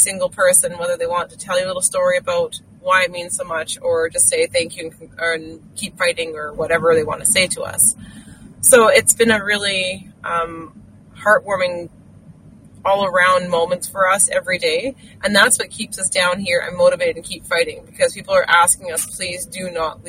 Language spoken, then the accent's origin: English; Canada; I don't know when I lost that feeling of being proud of being a Canadian, but I did somewhere along the lines, and I'm so amazingly thankful to have it back.